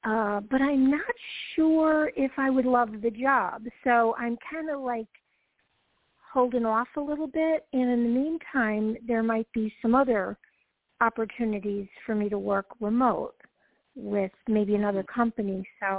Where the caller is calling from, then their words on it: Georgia, United States; From Georgia.